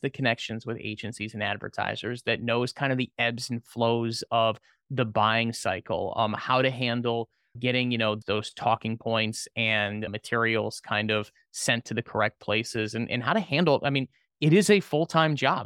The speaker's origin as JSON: {"language": "English", "town": "Orlando", "region": "Florida", "country": "United States", "said": "I was originally from the Orlando area and went back home"}